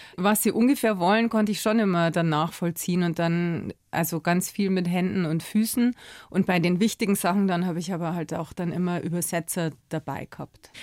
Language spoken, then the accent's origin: German; Bavaria, Germany; bei uns in Bayern